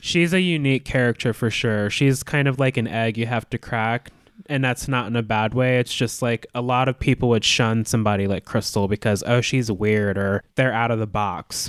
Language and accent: English; Alaska, United States; moved away; I'm from Alaska, too